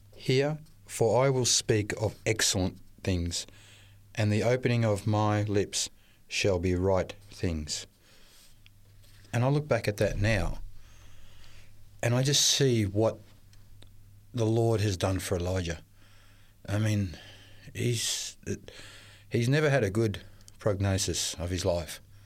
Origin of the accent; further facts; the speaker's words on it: Melbourne, Victoria, Australia; I was born in Melbourne to, um, uh, Maltese parents.